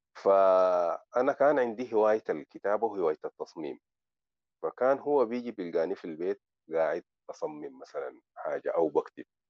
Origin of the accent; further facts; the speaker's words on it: Sudan; now in Morocco; انا سوداني رغم انه انا الان بتكلم دارجه مغربيه